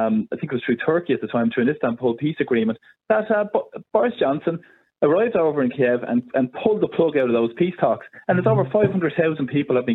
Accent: Ireland; I'm very proud to be Irish

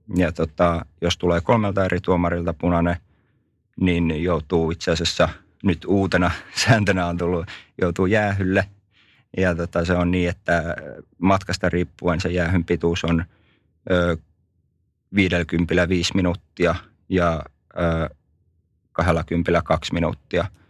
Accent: Lappeenranta, South Karelia, Finland; born or raised there

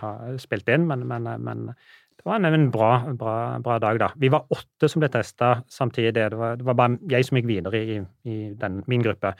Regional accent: Norway; som nordmann

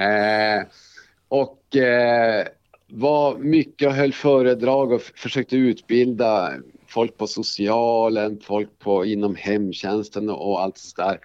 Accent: Älvsbyn, Norrbotten County, Sweden; moved away as an adult; also born or lived in Borås / Luleå; now in Skellefteå, Sweden; när jag var ganska liten så flyttade vi upp till en by som heter Älvsbyn. Mm. Eh, och eh, där har jag vuxit upp

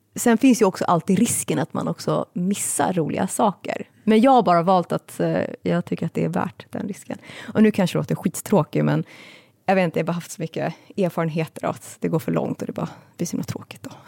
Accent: Stockholm, Stockholm County, Sweden; jag växte upp i Kista

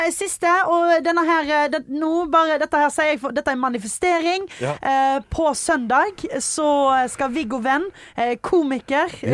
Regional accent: Stord, Vestland, Norway; moved away; Hjemme på Stord. Snorkla hjemme på Stord

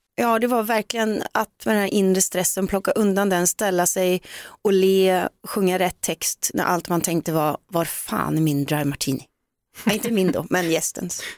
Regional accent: Gullspång, Västra Götaland, Sweden; hemma i Gullspång

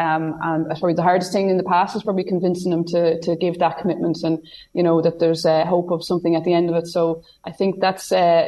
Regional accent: County Meath, Ireland; growing up in Meath, you know, it was a treasured item. It was a Meath Keepak jersey.

